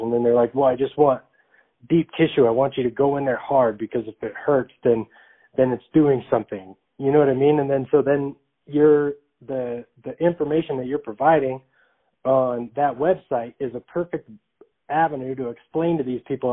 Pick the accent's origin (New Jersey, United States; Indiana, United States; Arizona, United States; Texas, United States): Arizona, United States; Phoenix; I'm from Arizona, so Phoenix, Arizona